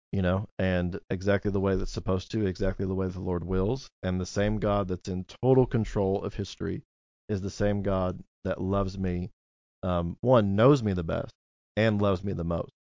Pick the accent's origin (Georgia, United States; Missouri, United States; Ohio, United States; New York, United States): Missouri, United States; Cape Girardeau; moved away as an adult; also born or lived in Jackson, Missouri; growing up in Cape, brought me here to Jackson, and I never thought I would get to ever come back home